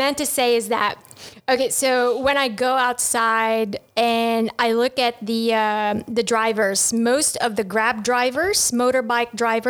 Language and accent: English; Philippines; now in Ho Chi Minh City, Vietnam; I'm from the Malay race. I'm Filipino.